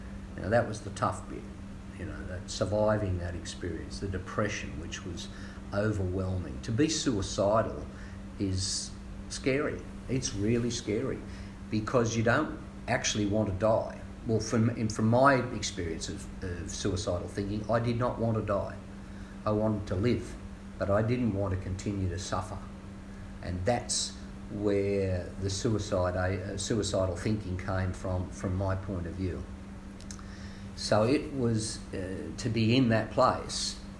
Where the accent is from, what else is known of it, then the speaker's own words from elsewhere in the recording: Singleton, New South Wales, Australia; also born or lived in Newcastle; growing up in Singleton as a kid